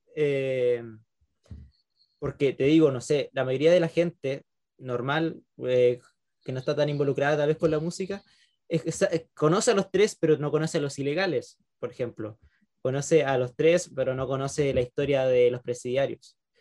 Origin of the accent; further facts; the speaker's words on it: Concepción, Biobío, Chile; los que somos de Concepción